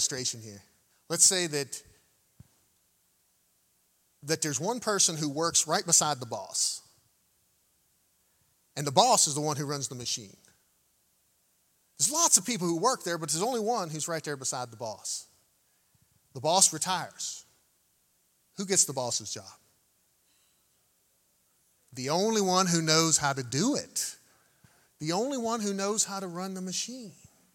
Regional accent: United States; Growing up in the United States of America

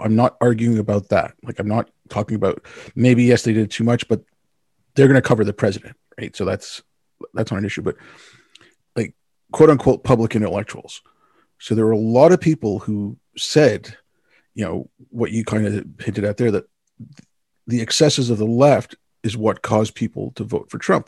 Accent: Canada

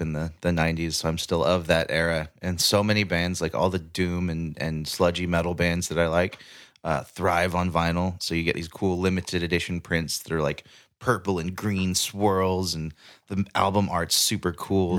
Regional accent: Paradise, California, United States; watching my hometown burn

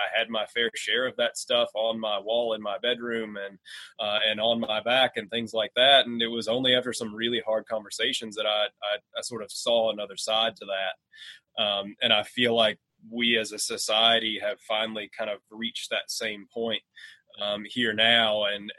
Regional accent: Trigg County, Western Kentucky, United States; I grew up in Trigg County

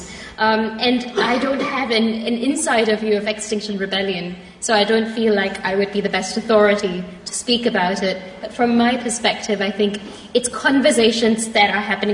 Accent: Singapore; now in London, United Kingdom; I'm Singaporean, and I come from a country where we don't organize

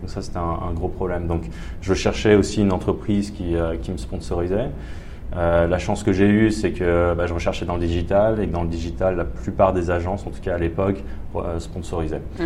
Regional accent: Paris, Île-de-France, France; moved away as an adult; now in Australia; je viens de Paris à l'origine, en mhm. France

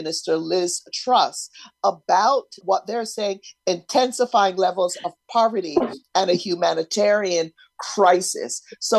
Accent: Barbados; moved away; I grew up in Barbados

